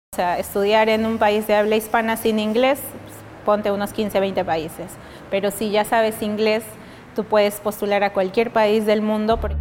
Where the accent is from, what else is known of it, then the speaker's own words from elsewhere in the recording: Oxapampa, Pasco, Peru; moved away as an adult; also born or lived in Miskolc, Hungary; Oxapampa, que es mm. mi ciudad natal